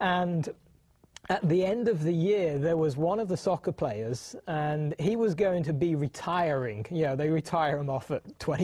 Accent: United Kingdom; now in United States; I was born and raised in the United Kingdom

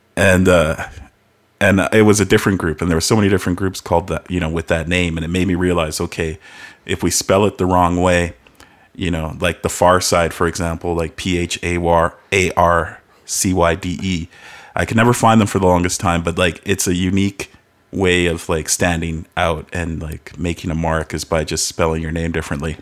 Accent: Calgary, Alberta, Canada; also born or lived in Halifax; moved here even before I turned a year old

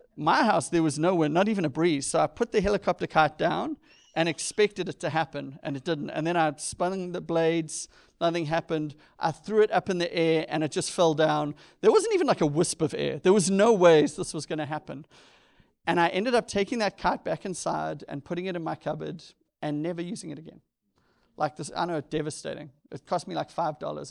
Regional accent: South Africa; moved away; growing up in South Africa, I had three or four T V channels

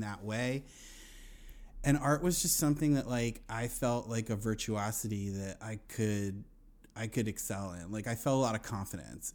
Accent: Wilmington, Delaware, United States; now in Astoria, Queens, New York, United States; I grew up in Wilmington

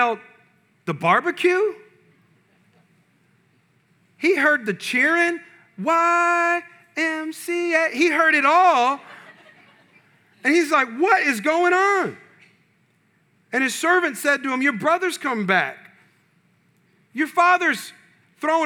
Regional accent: California, United States; moved away; I'm from California

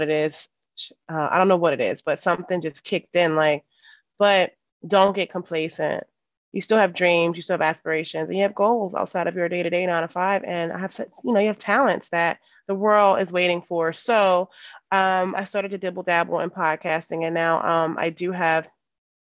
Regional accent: Philadelphia, Pennsylvania, United States; moved away; I'm from Philly, you know, simple girl from West Philadelphia, literally born and raised.

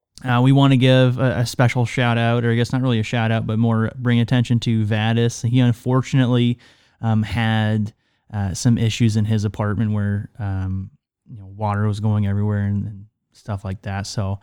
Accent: Canada; now in United States; Now, yes, I am Canadian, and this is not the most severe snow that I've experienced nor seen, and I haven't even lived in Canada that long.

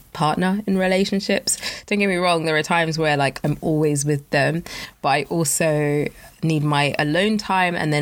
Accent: Nigeria; I'm West African, I'm Nigerian

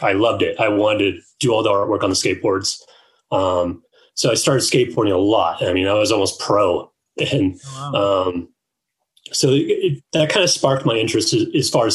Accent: Orange County, Southern California, United States; I grew up in Southern California in Orange County. So that's like 30 minutes south of like Anaheim or LA.

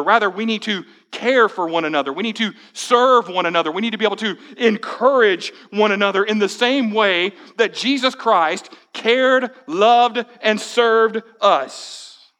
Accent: United States

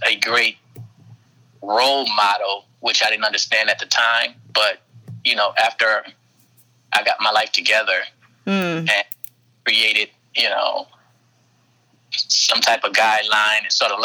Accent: Flint, Michigan, United States; I was born in Park Villa, which is nicknamed Killer Villa. It's a project in Flint, Michigan. And I grew up in a tough environment

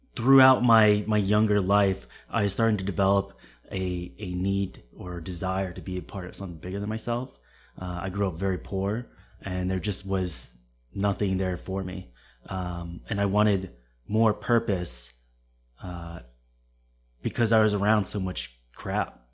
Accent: Connecticut, United States; moved away as an adult; also born or lived in Camp Lejeune, North Carolina; now in Boston, United States; I was born in Connecticut

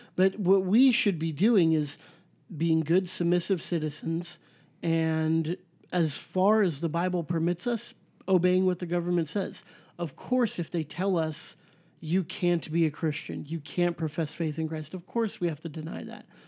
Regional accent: United States

